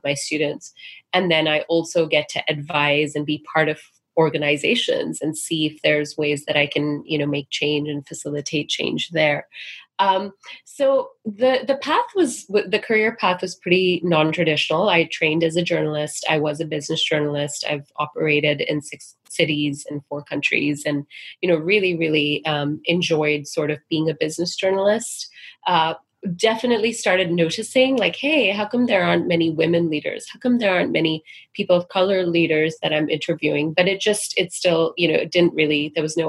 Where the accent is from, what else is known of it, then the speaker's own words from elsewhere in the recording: Singapore; now in United States; growing up in Singapore